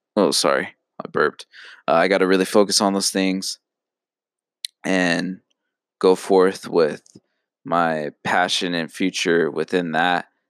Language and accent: English; Phoenix, Arizona, United States; I'm from Phoenix.